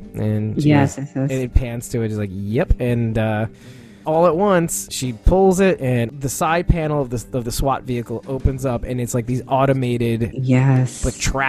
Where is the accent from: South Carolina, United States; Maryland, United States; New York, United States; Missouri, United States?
New York, United States; I'm so New Yorker.